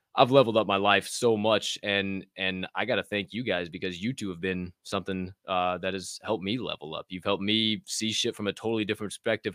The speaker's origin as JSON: {"language": "English", "region": "Southern Illinois", "country": "United States", "tie": "born or raised there", "moved": "yes", "said": "I grew up in Southern Illinois"}